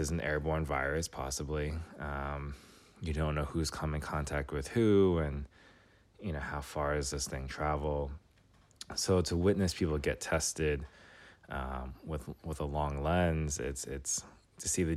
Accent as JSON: {"language": "English", "town": "New York City", "region": "New York", "country": "United States", "tie": "born or raised there", "moved": "as an adult", "lives_now": "Washington, D.C., United States", "said": "I grew up in New York City. I moved to D.C. after"}